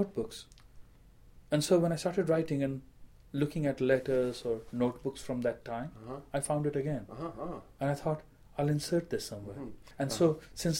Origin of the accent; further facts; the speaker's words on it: India; moved away; as an Indian writer